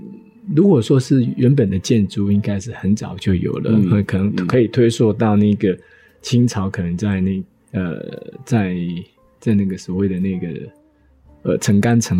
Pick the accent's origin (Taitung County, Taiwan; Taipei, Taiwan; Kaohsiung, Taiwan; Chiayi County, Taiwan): Chiayi County, Taiwan; Minxiong; 我从小生活在丰收村